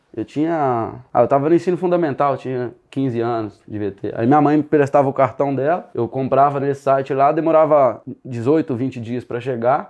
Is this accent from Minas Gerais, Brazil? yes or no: yes; Sete Lagoas, Minas Gerais, Brazil; eu nasci em Sete Lagoas, aqui perto de Belo Horizonte